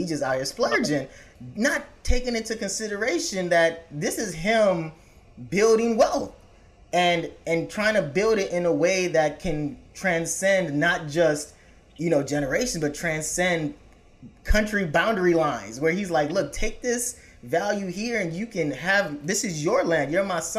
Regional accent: Nigeria; now in Chicago, United States; back in our home country

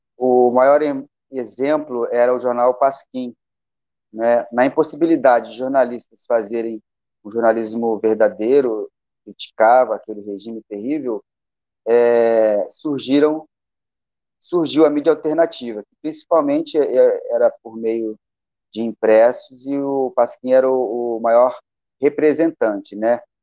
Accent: Bagé, Rio Grande do Sul, Brazil; moved away; also born or lived in Rio de Janeiro; Nasci em Bagé, no Rio Grande do Sul, e aí andei muito por aí

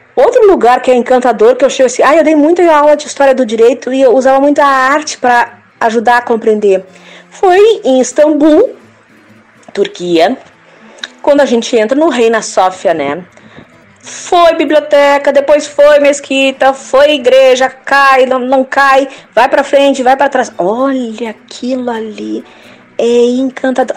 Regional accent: Porto Alegre, Rio Grande do Sul, Brazil; eu saí de Porto Alegre e fui para outro lugar, foi acho que para a Praia Pinheira

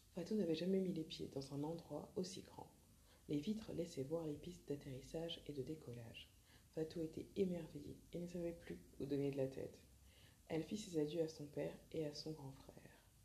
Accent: France; also born or lived in Mali (ancestry); je suis française d'origine malienne

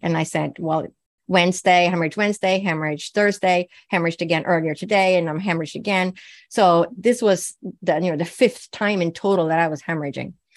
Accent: Sweden; I was born and raised in Sweden

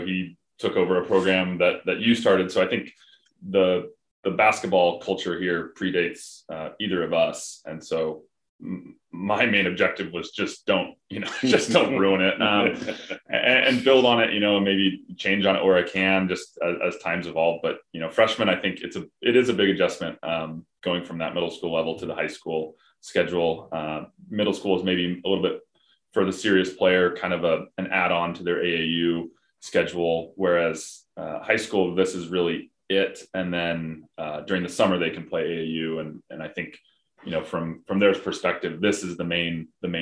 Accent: Gig Harbor, Washington, United States; also born or lived in Spokane, Washington; I grew up in Gig Harbor, Washington, played for the Gig Harbor Tides, baseball and basketball

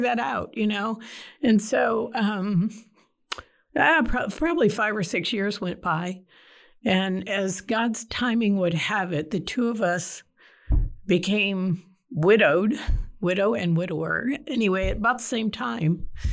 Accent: Detroit, Michigan, United States; moved away as an adult; now in Texas, United States; I grew up in Detroit, South Side. I'm a downriver kid

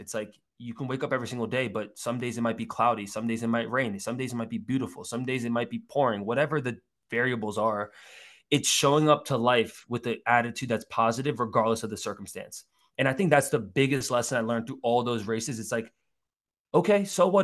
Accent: United States; also born or lived in South Korea (ancestry); I grew up in Jersey and, and, and New York as a kid, and my dad still lives in Queens

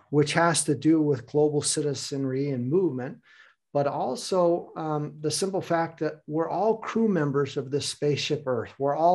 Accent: United States; now in Hamburg, Germany; So I also have ties to Germany. I have a fond heart for Germany, but I am American.

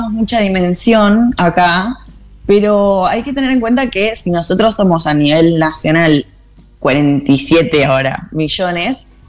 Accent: Buenos Aires Province, Argentina; Somos todas argentinas. Somos la Leandra, Pichona, Pichona de San Juan, la Leandra de Capital, eh, la Río Trueno, que es de San Clemente, y yo que soy este híbrido que soy, no, no sé, bonaerense por lo menos.

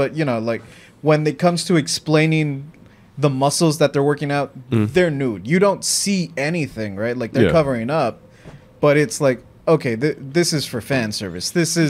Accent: Mexico; Because growing up in Mexico, like, that's the way that the filmmakers back in her time would handle it

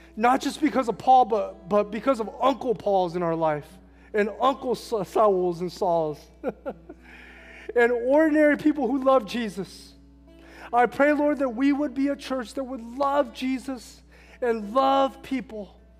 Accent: Hacienda Heights, California, United States; I grew up in Hacienda Heights, California, Wilson High School

